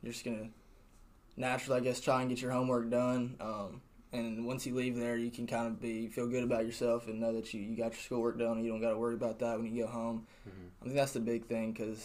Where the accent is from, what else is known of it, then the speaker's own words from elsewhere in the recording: Murfreesboro, Tennessee, United States; I'm from Murfreesboro. I went to Riverdale High School